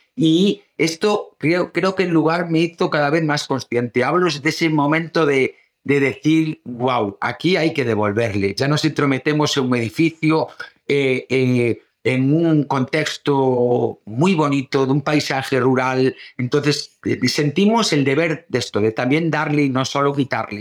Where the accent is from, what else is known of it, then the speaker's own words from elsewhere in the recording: O Grove, Galicia, Spain; moved away; venirnos para el pueblo